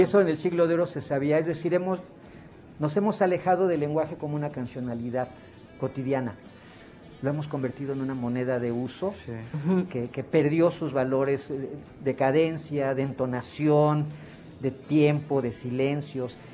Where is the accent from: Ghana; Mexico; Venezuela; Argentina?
Mexico; como sociedad mexicana